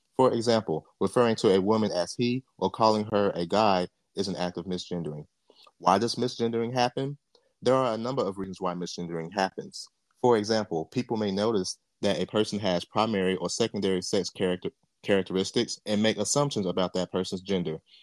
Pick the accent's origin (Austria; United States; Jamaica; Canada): Jamaica; I'm Jamaican.